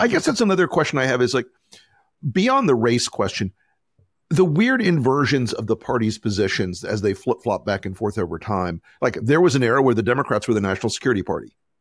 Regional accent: the South, United States; as a Southerner

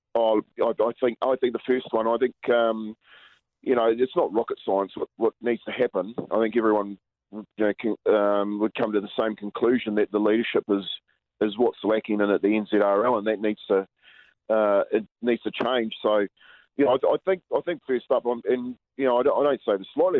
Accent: Waitara, Taranaki, New Zealand; We grew up together down in Waitara.

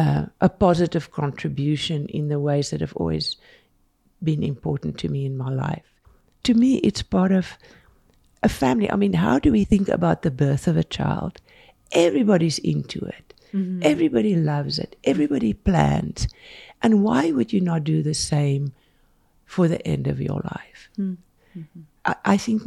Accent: South Africa; now in Salt Lake City, United States; We moved quite a bit because we didn't know the area when we came here from South Africa. And we just, you know, first time we picked a house that we could afford with all the money we brought from South Africa.

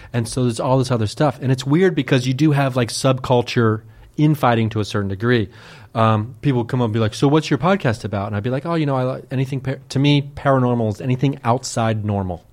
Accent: Dayton, Ohio, United States; I grew up in Dayton, Ohio, like a suburb of Dayton

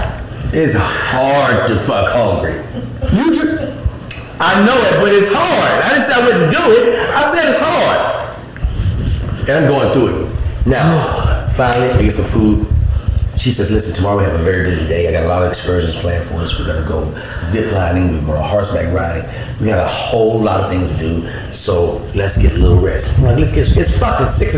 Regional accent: Alexandria, Louisiana, United States; moved away; I'm from Alexandria, Louisiana. We ain't even got dolphins

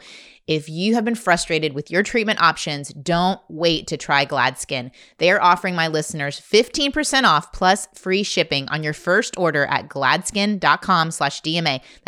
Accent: Midwest, United States; from the Midwest, and I've said a few things on here, and they're like, I don't know what you're talking about.

